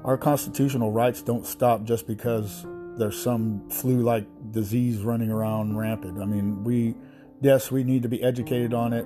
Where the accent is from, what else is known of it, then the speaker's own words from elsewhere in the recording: United States; We're still American citizens